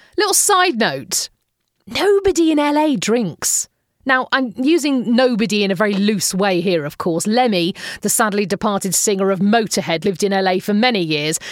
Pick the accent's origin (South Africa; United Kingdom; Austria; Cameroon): United Kingdom; we Brits